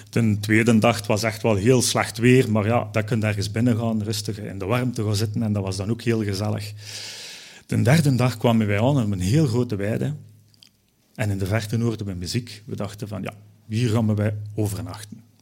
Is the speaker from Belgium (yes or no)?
yes; Belgium; Ja, ik als Belg moest dat dus ook doen